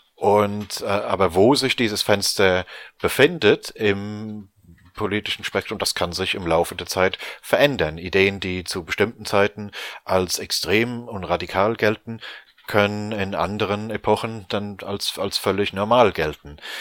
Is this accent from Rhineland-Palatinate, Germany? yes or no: yes; Rhineland-Palatinate, Germany; now in London, United Kingdom; Bin ja ursprünglich aus der Pfalz